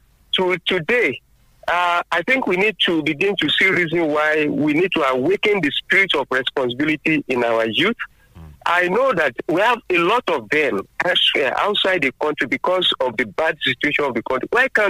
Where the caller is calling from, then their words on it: Abeokuta, Ogun State, Nigeria; from Abeokuta.